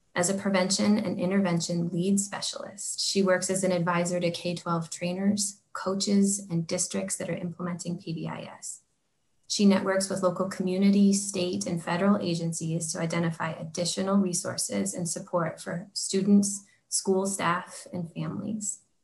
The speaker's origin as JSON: {"language": "English", "region": "Oregon", "country": "United States", "tie": "born or raised there", "said": "As this like white kid growing up in Oregon."}